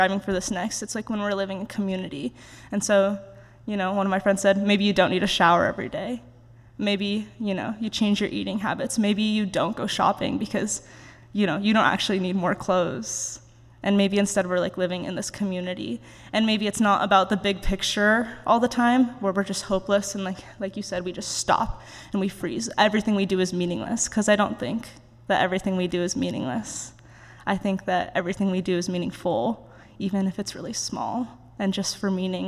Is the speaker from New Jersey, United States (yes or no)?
no; Oregon, United States; moved away as an adult; now in Virginia, United States; growing up in Oregon